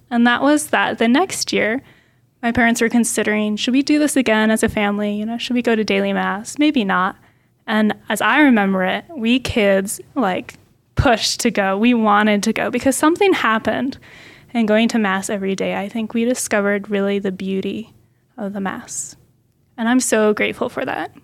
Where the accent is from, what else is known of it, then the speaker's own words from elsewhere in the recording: Portland, Oregon, United States; I grew up near Portland, Oregon